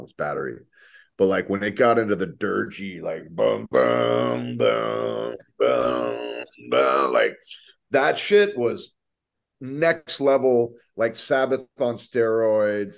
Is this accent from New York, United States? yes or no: no; Corpus Christi, Texas, United States; I grew up in Corpus Christi, Texas